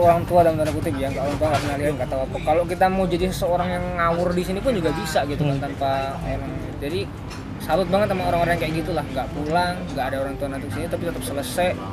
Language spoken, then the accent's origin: Indonesian; Yogyakarta, Special Region of Yogyakarta, Indonesia; kita kan anak Jogja